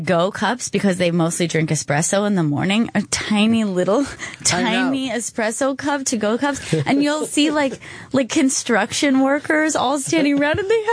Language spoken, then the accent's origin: English; United States; As an American